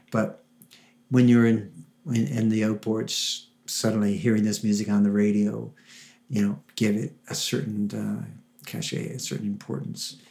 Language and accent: English; Gander, Newfoundland and Labrador, Canada; moved away; I was born in Gander, and I uh, have uh, my parents are from Cove, so I moved back here about 20 years ago. I've worked all across Canada